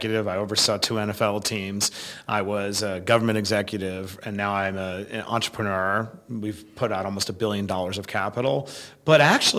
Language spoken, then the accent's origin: English; New York City, New York, United States; I grew up in Queens, New York